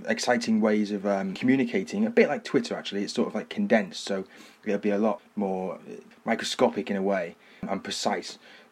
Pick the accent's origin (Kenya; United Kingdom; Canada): United Kingdom; Liverpool, North West England; also born or lived in Yorkshire Dales; I come from Liverpool